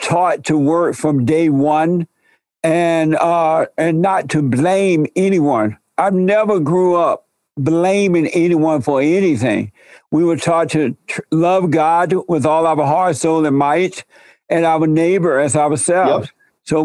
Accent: Alabama, United States; I grew up in Alabama under the Jim Crow laws

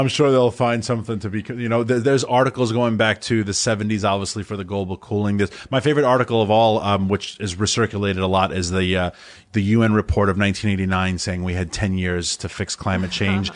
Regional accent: New York City, New York, United States; moved away as an adult; also born or lived in Washington, D.C.; I, I grew up in Rockaway

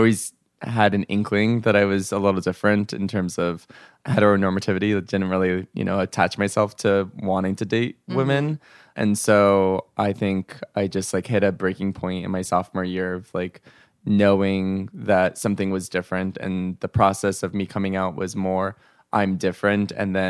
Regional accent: Simi Valley, California, United States; I'm from Simi Valley, California.

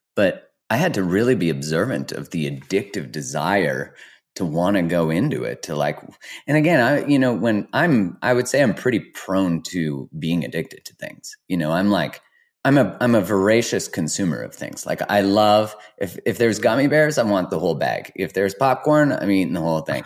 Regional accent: Canada; as a Canadian

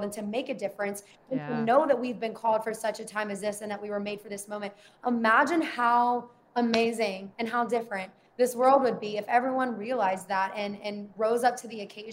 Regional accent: the South, United States; I grew up in the South

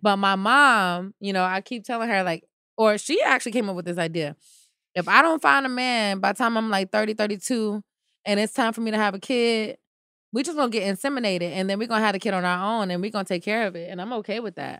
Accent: United States; Maybe I can go around as an American girl

